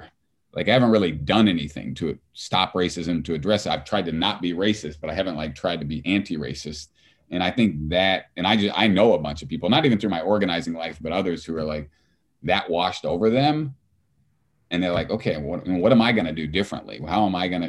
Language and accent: English; Southern Indiana, United States; a white guy growing up in Southern Indiana